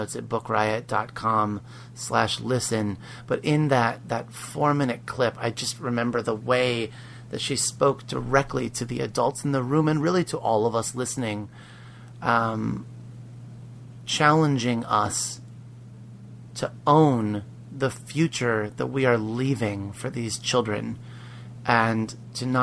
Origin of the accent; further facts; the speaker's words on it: Pennsylvania, United States; growing up in Pennsylvania